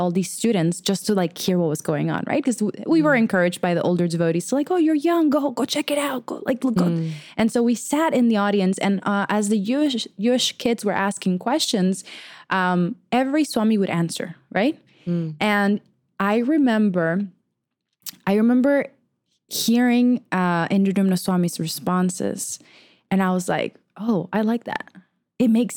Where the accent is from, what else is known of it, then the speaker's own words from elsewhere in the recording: Venezuela; moved away; I grew up in Venezuela